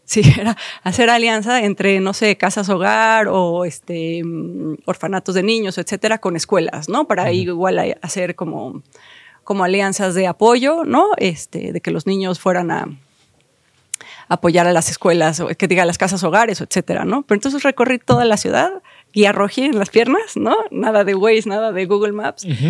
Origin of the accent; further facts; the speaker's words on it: Mexico City, Mexico; yo crecí aquí en la Ciudad de México.